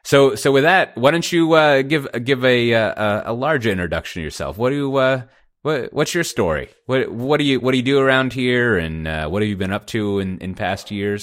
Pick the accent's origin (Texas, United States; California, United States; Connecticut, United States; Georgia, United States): Texas, United States; Austin; But it'll be in my hometown of Austin, Texas.